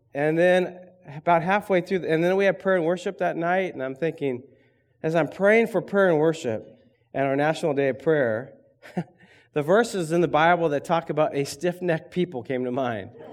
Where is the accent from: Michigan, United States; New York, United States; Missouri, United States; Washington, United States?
Michigan, United States; Berrien; I grew up in Berrien